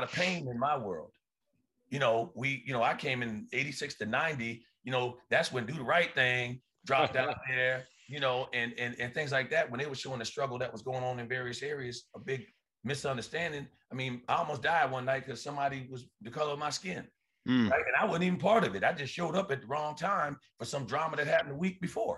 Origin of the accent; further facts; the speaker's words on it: Riverhead, New York, United States; I'm from Riverhead. Yeah, Long Island